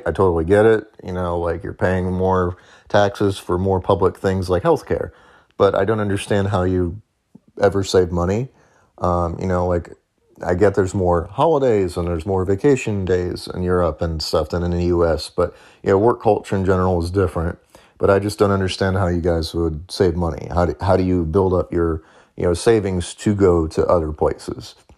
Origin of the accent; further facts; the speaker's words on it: St. Louis, Missouri, United States; moved away as an adult; now in Nashville, United States; I grew up in Saint Louis